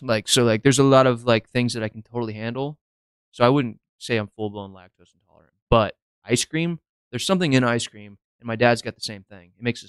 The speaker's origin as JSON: {"language": "English", "town": "Nixa", "region": "Missouri", "country": "United States", "tie": "born or raised there", "said": "Growing up in Nixa"}